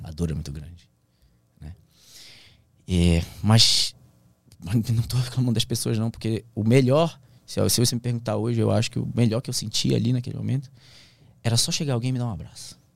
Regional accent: Santarém, Pará, Brazil; moved away as an adult; also born or lived in Brasília / Bragança Paulista; Santarém, minha cidade natal

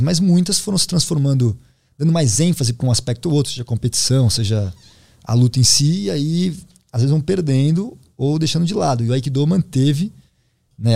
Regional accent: Brazil

